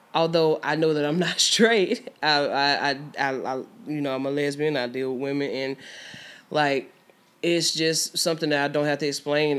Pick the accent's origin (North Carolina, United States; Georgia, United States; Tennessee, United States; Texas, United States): Georgia, United States; Albany; also born or lived in Houston County, Georgia; I'm from Albany, Georgia. Um, not born, but raised in Albany, Georgia